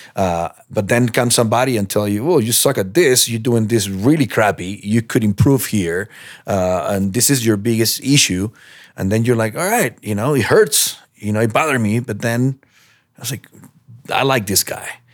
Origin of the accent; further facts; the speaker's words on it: Peru; now in United States; I'm from Peru